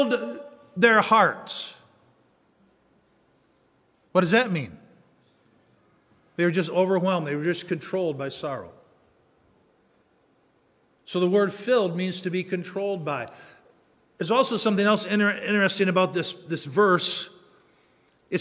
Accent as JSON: {"language": "English", "area": "Baraga County, Upper Peninsula", "region": "Michigan", "country": "United States", "tie": "born or raised there", "said": "I grew up in the Upper Peninsula. I grew up literally on an Indian reservation. All of Baraga County that I grew up in was an Indian reservation"}